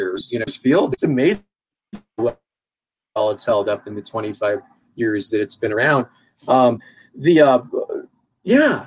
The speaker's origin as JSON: {"language": "English", "town": "Longmont", "region": "Colorado", "country": "United States", "tie": "born or raised there", "said": "I'm a native, you know, I grew up in Longmont"}